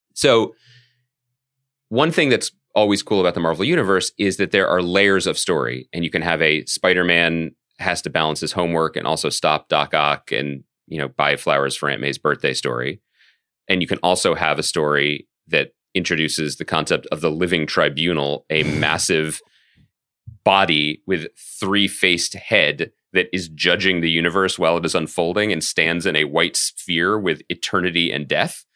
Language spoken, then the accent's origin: English; Philadelphia, Pennsylvania, United States; moved away; also born or lived in New York; our hometown